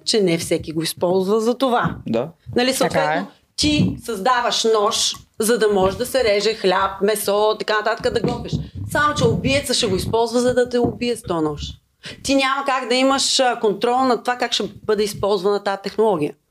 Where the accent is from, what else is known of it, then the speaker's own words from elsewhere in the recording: Harmanli, Haskovo Province, Bulgaria; аз съм от Харман ли